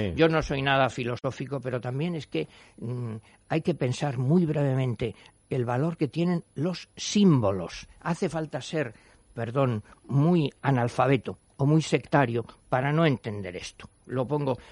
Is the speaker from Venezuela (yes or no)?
no; Spain; somos españoles